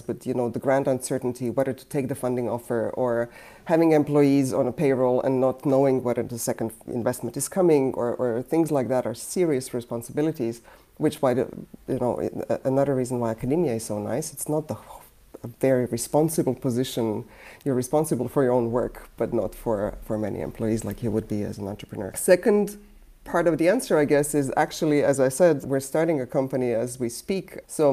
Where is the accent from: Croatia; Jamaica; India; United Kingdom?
Croatia; now in United States; I come from Yugoslavia turned Croatia, meaning socialist country turning into a sort of transitioning into a more capitalist system